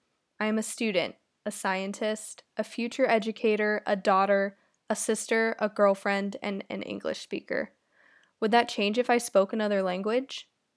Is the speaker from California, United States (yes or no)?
yes; San Francisco, California, United States; I am from San Francisco.